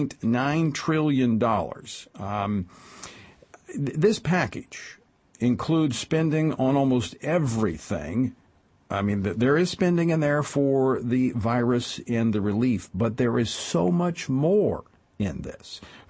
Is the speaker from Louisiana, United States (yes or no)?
yes; Central, Louisiana, United States; moved away as an adult; now in Washington, United States; That's back in my home area, reaching greater Baton Rouge area, including my hometown of Central.